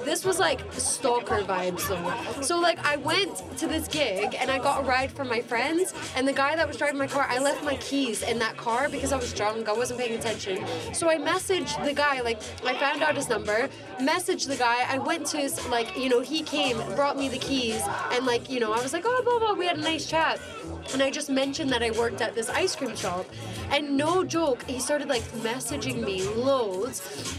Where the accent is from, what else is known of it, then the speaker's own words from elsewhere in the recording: United States; Yeah, I'm American.